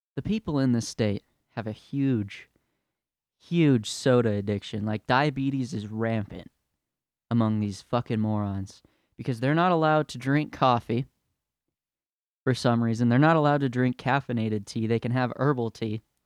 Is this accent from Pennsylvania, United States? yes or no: no; California, United States; now in Utah, United States; I'm from California